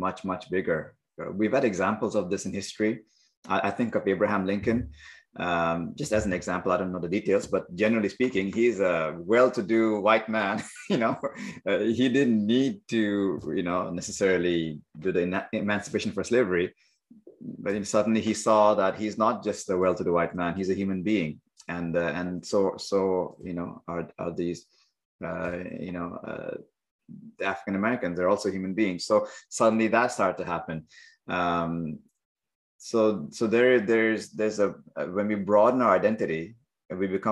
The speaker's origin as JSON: {"language": "English", "country": "India", "tie": "born or raised there", "moved": "yes", "lives_now": "Montreal, Canada", "said": "I may identify as an Indian-born engineer, yoga teacher, family of three kids living in Montreal"}